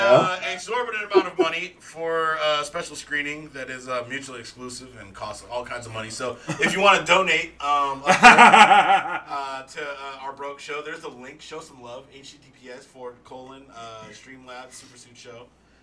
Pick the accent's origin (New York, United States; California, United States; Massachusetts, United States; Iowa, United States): Massachusetts, United States; Boston; Hey, I come to San Francisco for the clam chowder. I'm from Boston, but I'm here for the chowder.